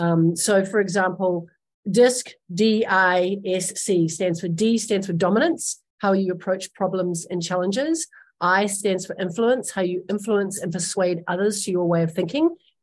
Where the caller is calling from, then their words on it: Los Angeles, California, United States; I'm calling in from Los Angeles, California.